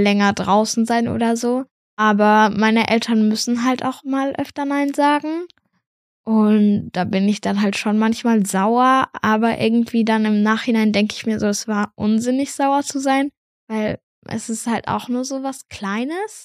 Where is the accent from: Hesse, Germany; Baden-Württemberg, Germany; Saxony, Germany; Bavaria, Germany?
Bavaria, Germany; near Munich; ich komme aus der Nähe von München.